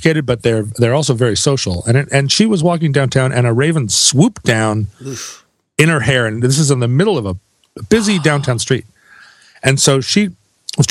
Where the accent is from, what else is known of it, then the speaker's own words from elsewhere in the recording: Alaska, United States; growing up in Alaska